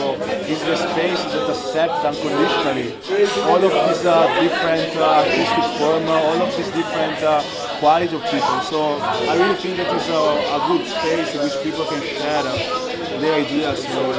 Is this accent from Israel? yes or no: no; Italy; moved away as an adult; also born or lived in Budapest; I've been born and raised in Italy.